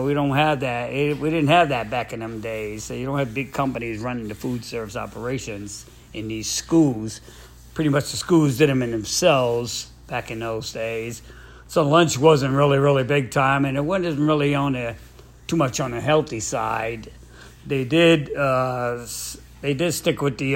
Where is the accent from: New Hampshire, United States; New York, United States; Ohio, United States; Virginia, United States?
New York, United States; New York City; moved away; growing up in Brooklyn, New York, over there on Borum Street.